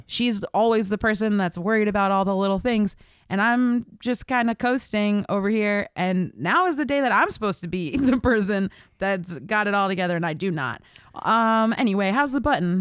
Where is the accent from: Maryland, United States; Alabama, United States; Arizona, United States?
Maryland, United States; Baltimore; I grew up in Baltimore